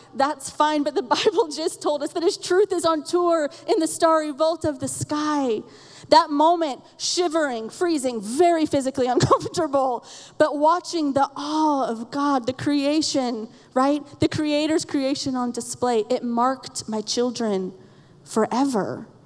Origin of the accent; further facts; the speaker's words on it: Florida, United States; we're from Florida